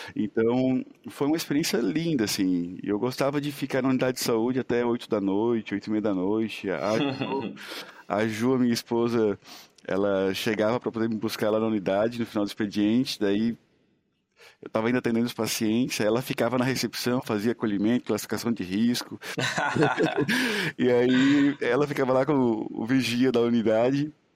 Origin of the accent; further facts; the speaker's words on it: Santa Catarina, Brazil; moved away as an adult; also born or lived in Serra do Tabuleiro, Santa Catarina / Florianópolis / Tubarão / Cuba; eu sou um, um menino do interior lá de Santa Catarina, né? Cresci na Serra do Tabuleiro, uma cidadezinha que na época, nos anos 80, tinha 3.200 habitantes. Então, hoje tem 2.800 e de lá então, fui para a capital aos 10 anos